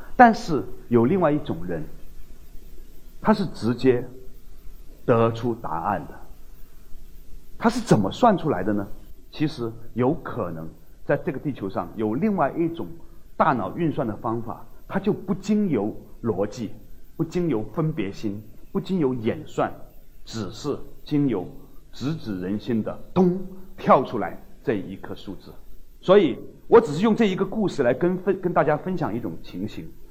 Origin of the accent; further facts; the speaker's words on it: China; 我们中国人